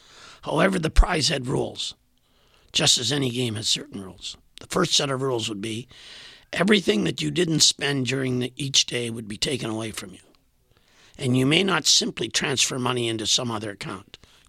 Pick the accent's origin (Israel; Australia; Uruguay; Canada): Canada; Saskatchewan; now in Winnipeg, Canada; I was a transplant from Saskatchewan to Winnipeg